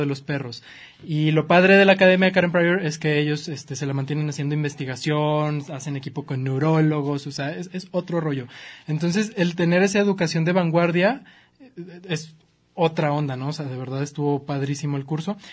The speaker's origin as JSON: {"language": "Spanish", "region": "Chihuahua", "country": "Mexico", "moved": "yes", "lives_now": "Guadalajara, Mexico", "said": "Chihuahua, que es de donde yo soy"}